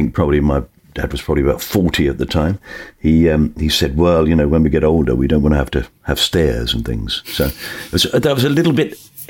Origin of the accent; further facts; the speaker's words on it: Bermondsey, London, United Kingdom; So I was born in Bermondsey. I was born in southeast London. My family are all working class, come from Dockers.